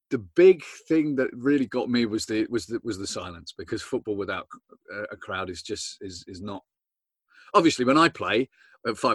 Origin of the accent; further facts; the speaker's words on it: Southampton, South East England, United Kingdom; I'm from Southampton, so I've got my own problems.